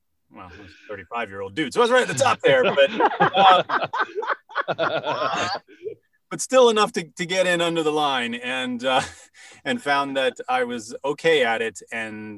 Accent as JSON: {"language": "English", "region": "England", "country": "United Kingdom", "tie": "born or raised there", "moved": "yes", "said": "I grew up in England. So I grew up with Shakespeare"}